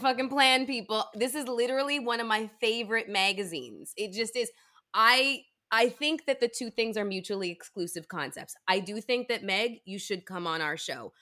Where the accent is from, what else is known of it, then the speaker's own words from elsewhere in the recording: Toronto, Ontario, Canada; moved away; I was born and raised in Toronto and went to school there